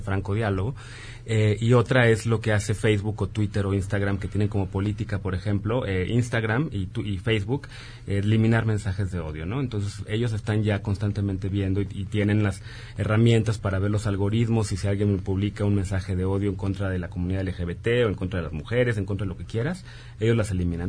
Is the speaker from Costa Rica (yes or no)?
no; Mexico